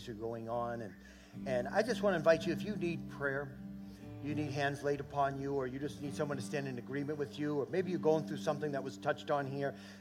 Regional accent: New England, United States; now in Minnesota, United States; I'm from New England

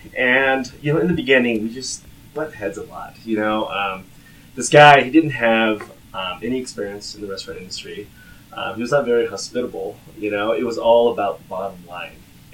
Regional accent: California, United States; moved away as an adult; now in Salt Lake City, United States; So I moved here to Salt Lake City about a little bit over 8 years ago. I'm originally from the San Francisco Bay Area.

